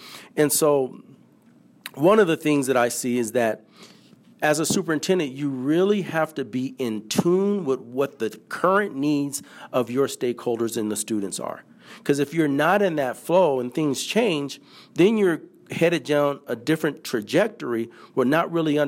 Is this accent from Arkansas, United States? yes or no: no; San Francisco, California, United States; I grew up born and raised in San Francisco, in the city of San Francisco.